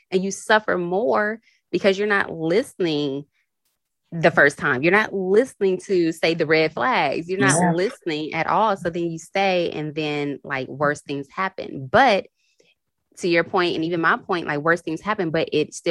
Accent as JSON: {"language": "English", "town": "Houston", "region": "Texas", "country": "United States", "said": "I'm from Houston"}